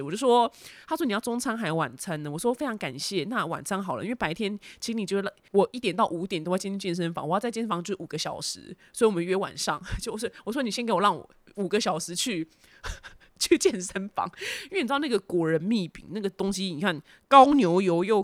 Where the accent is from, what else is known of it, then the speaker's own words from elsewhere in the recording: Taiwan; accent: Taiwanese; now in United States; 我在台湾的家里面